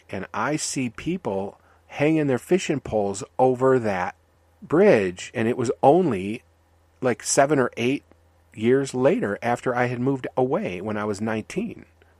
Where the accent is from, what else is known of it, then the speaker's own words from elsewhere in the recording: Michigan, United States; It was a dead river, because I grew up near Detroit, and we were told stay away from those rivers.